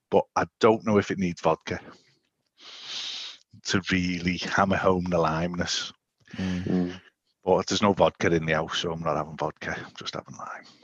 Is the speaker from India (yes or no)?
no; Liverpool, North West England, United Kingdom; I as a scouser were... in Liverpool, yeah. we're basically Scottish.